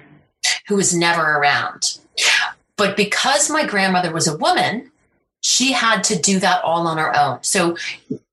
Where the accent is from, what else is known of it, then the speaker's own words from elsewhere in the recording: United States; I'm Irish American